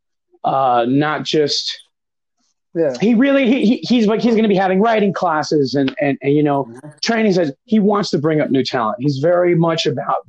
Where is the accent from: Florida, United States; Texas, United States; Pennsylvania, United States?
Florida, United States; Miami; also born or lived in New York; I'm originally from Miami